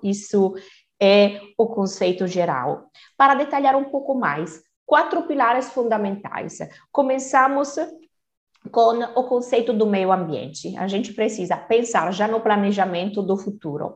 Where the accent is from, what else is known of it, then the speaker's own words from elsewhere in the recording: Turin, Piedmont, Italy; Portuguese is a second language; moved away as an adult; now in Brazil; italiana de Turim, norte da Itália